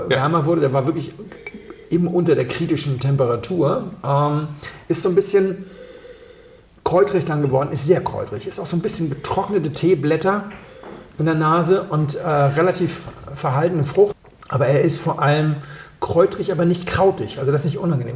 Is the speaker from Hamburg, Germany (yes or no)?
yes; Hamburg, Germany; moved away; an meine Heimatstadt erinnert. In Hamburg